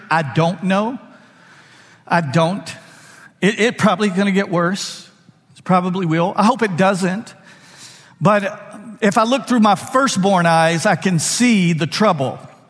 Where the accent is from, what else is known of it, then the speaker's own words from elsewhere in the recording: Louisiana, United States; We're from Louisiana. What a joy. We didn't get all the decisions right in our life, but we did get that one right.